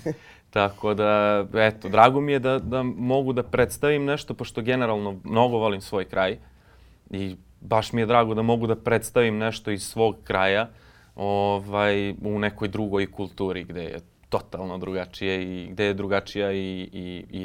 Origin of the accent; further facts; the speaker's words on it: Sjenica, Serbia; now in Pančevo, Serbia; ja sam iz Sjenice